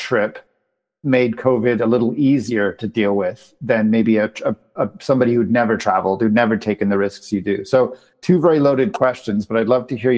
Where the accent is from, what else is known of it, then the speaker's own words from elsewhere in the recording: Canada; moved away; my home country of Canada